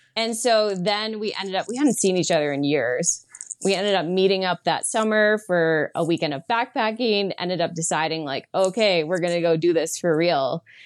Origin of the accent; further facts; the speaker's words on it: East Coast, United States; I'm from the East Coast.